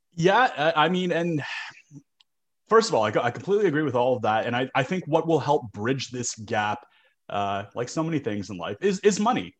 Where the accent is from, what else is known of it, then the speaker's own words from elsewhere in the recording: Canada; I'm Canadian